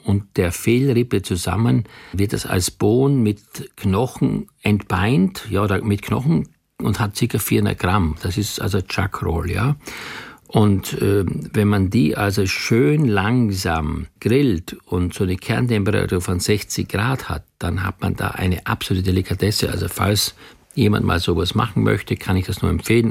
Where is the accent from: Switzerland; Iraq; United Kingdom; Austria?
Austria; moved away; ich komme ja gebürtig aus Österreich